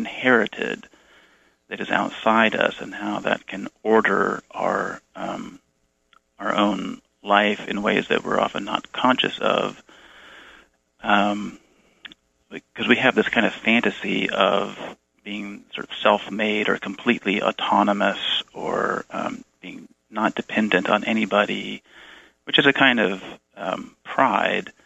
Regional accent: Bay Area, California, United States; moved away as an adult; I grew up in the Bay Area

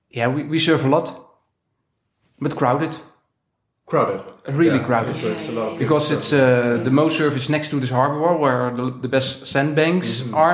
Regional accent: Netherlands; also born or lived in Scheveningen; uh, also from Holland. We are partners. We live in Scheveningen, which is the yeah, kind of the famous surf spot in Holland

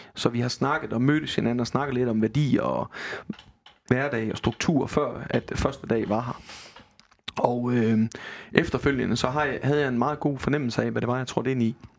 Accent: Denmark; Jeg er vestjyde.

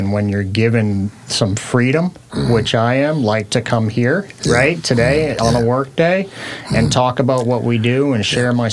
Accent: Portland, Maine, United States; moved away as an adult; now in Washington, United States; This was my home state. Portland, Maine is where I grew up

